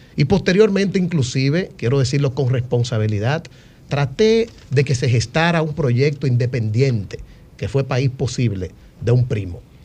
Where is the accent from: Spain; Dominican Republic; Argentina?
Dominican Republic; como joven y como dominicano